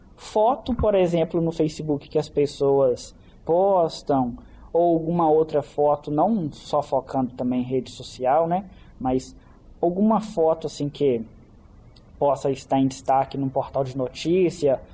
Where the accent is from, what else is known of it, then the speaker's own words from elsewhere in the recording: Caeté, Minas Gerais, Brazil; eu não sou daqui de Belo Horizonte, eu sou de Caeté